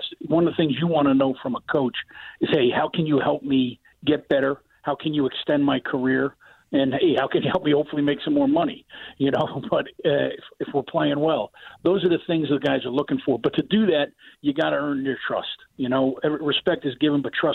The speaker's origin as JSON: {"language": "English", "region": "New Jersey", "country": "United States", "moved": "as an adult", "lives_now": "Chicago, United States", "said": "I'm from North Jersey, yes, from Morrendale, New Jersey."}